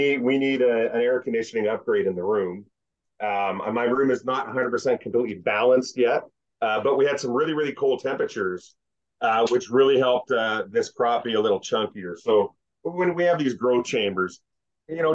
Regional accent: Kapuskasing, Ontario, Canada; moved away; I'm from Kapuskasing, Ontario.

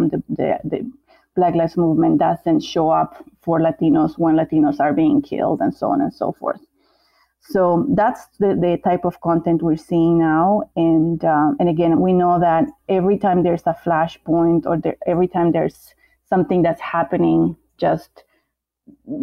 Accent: Bolivia; moved away; I'm from Bolivia

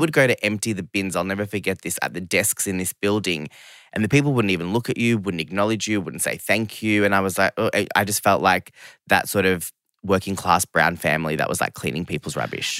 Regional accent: Geelong, Victoria, Australia; English is a second language; also born or lived in London / Sydney; I grew up in Geelong, which is, you know, really regional town, like second biggest place in Victoria

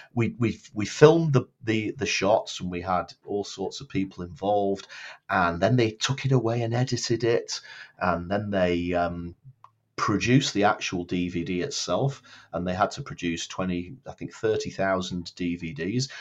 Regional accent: Blackpool, North West England, United Kingdom; moved away as an adult; now in Edinburgh, United Kingdom; I was born in Blackpool, um, in the north of England, although I've lived now in Edinburgh, in Scotland, for getting on for twenty-six years. Um, after I grew up in Blackpool

